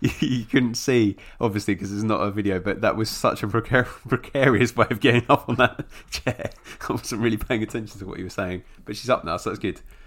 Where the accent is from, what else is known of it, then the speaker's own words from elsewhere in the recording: London, United Kingdom; I was born in London